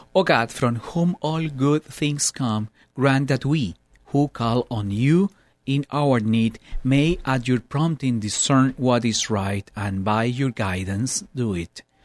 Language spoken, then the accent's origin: English; Colombia; now in United States; I grew up in Colombia, and I, uh, bring all that traditions